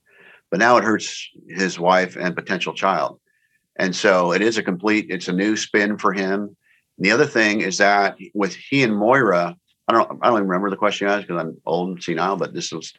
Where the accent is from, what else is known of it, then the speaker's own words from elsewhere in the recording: San Diego, California, United States; Warwick's in La Jolla in San Diego, my hometown.